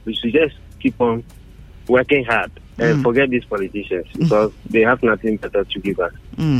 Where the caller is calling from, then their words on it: Accra, Greater Accra, Ghana; I'm calling from Accra.